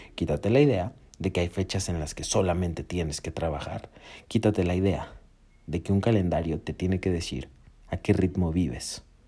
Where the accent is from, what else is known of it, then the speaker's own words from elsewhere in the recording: Mexico; yo soy de México